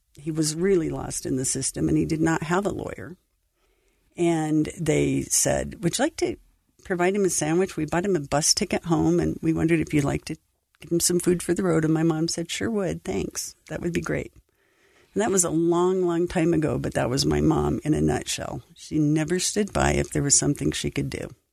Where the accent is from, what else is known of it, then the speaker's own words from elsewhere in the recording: Idaho Falls, Idaho, United States; I grew up in Idaho Falls